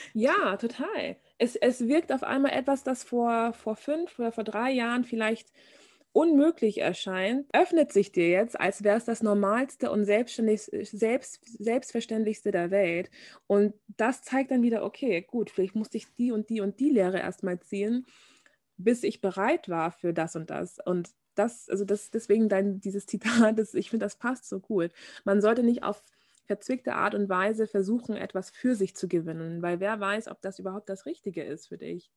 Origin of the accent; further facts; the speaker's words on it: Bavaria, Germany; also born or lived in Munich; ich komme aus Bayern